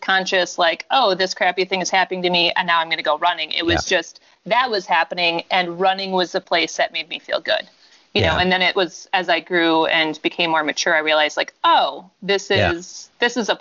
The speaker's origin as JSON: {"language": "English", "town": "Brookfield", "region": "Wisconsin", "country": "United States", "tie": "born or raised there", "also_born_or_lived": "Colorado", "moved": "as an adult", "said": "I'm from Wisconsin. I grew up in Brookfield, Wisconsin, which is just west of Milwaukee"}